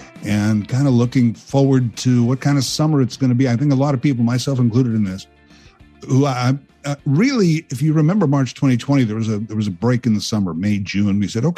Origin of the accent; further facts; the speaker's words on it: Canada; And let me add, I'm a Canadian hero. There are millions of us.